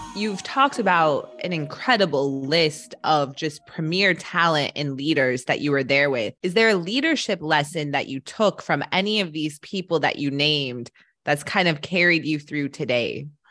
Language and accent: English; Colorado, United States; I grew up in Colorado